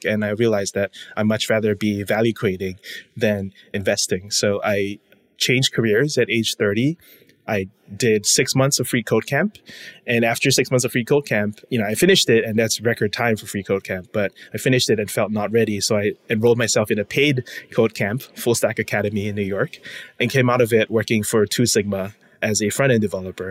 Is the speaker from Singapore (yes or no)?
yes; Singapore; moved away as an adult; now in United States; I'm born and raised in Singapore, came to the States for college